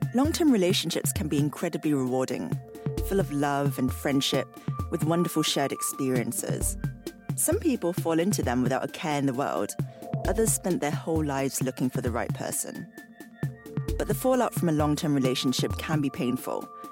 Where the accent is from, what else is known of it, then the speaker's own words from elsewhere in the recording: Singapore; I grew up in Singapore.